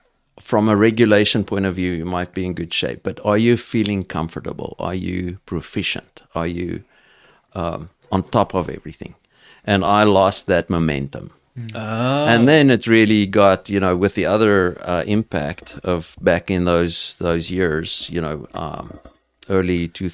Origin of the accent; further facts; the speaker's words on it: South Africa; accent: South African; So, I mean, I'm going to be with my South African accent, whatever that is.